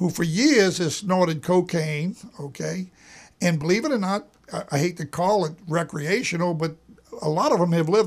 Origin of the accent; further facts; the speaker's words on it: Louisiana, United States; I'm from Louisiana